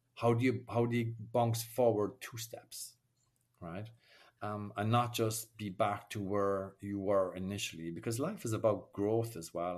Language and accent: English; Ireland; accent: Irish brogue; moved away as an adult; now in France; I grew up in Ireland in, an era where nobody spoke about their feelings